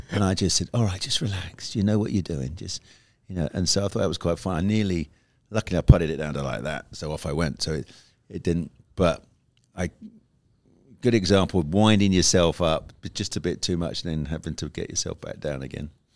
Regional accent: United Kingdom; I'm a Brit

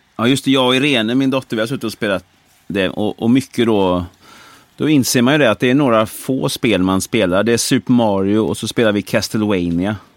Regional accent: Brålanda, Västra Götaland, Sweden; moved away; Jag är uppväxt i Brålanda

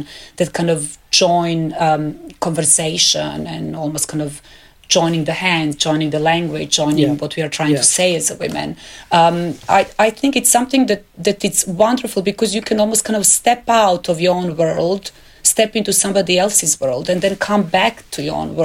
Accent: Belgrade, Serbia; moved away as an adult; my hometown Belgrade

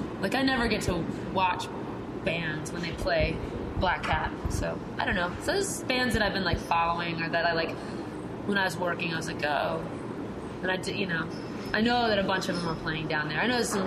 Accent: Virginia, United States; I mean, I'm from DC. Well, mm-hmm. I'm from Virginia, but... Yeah, we're from DC.

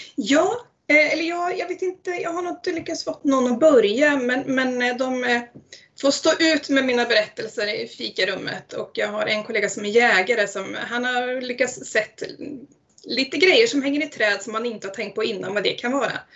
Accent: Eskilstuna, Södermanland, Sweden; moved away as an adult; now in Ale, Sweden; jag är faktiskt från Eskilstuna från början

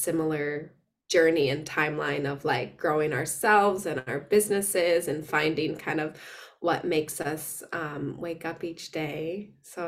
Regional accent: Wisconsin, United States; moved away as an adult; also born or lived in San Francisco; now in Sydney, Australia; I am originally from Wisconsin

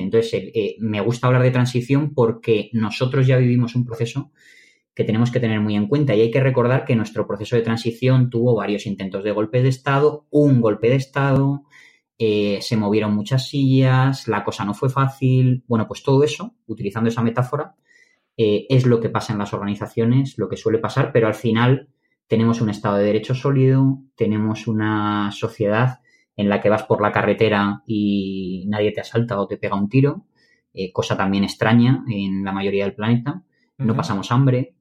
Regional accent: Madrid, Community of Madrid, Spain; Yo soy de Madrid

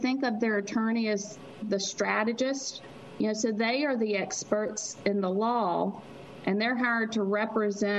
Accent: Mississippi, United States; I am from Mississippi

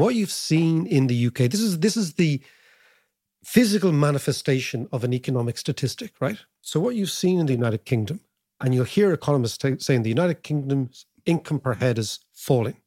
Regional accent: Ireland; as Irish people

